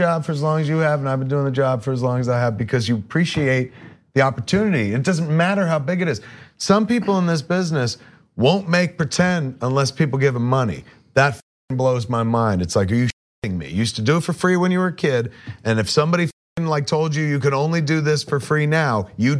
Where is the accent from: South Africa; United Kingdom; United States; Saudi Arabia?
United States; East Coast; I used to listen to Stern all the time because I grew up on the East Coast.